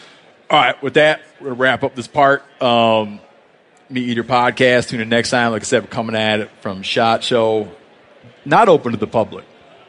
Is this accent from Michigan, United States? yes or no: yes; Michigan, United States; Like, I grew up in Michigan.